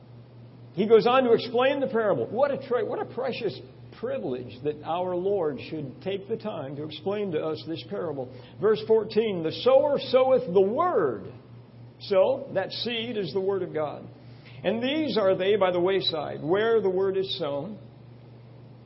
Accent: Long Island, New York, United States; I grew up on Long Island, not too far from here.

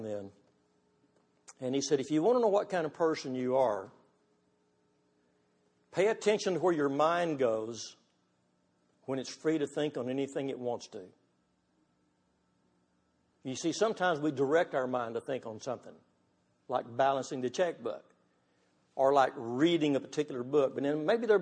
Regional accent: Texas, United States; I'm from Texas

